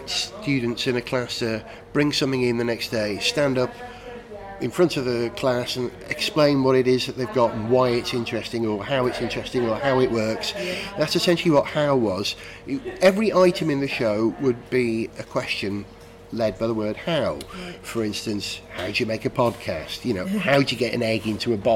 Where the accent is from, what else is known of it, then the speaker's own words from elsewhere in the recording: North Wales, United Kingdom; I grew up in North Wales, where we have this tradition of performance